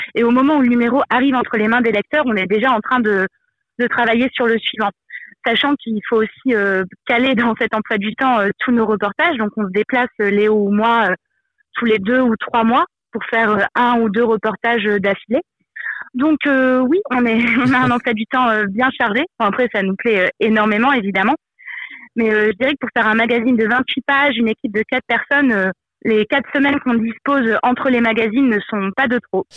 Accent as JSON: {"language": "French", "area": "Moselle", "region": "Grand Est", "country": "France", "said": "Je viens de, de Moselle et c'est vrai que du coup c'est une région qui est proche euh, à la fois du Luxembourg, de la Belgique, de l'Allemagne"}